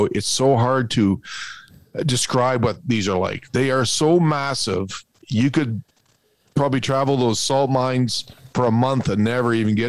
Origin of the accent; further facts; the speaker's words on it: Sault Ste. Marie, Ontario, Canada; Sault Ste. Marie.